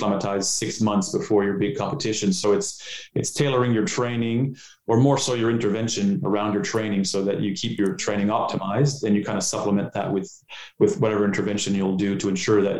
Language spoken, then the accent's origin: English; Canada; moved away as an adult; also born or lived in Ottawa; now in Australia; I'm Canadian. So as you can tell, I don't have an Australian accent